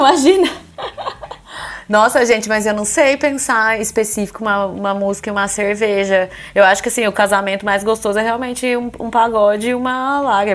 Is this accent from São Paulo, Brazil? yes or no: yes; interior of São Paulo, Brazil; now in Ireland; Eu sou de Tapira, que é interior, interior de São Paulo.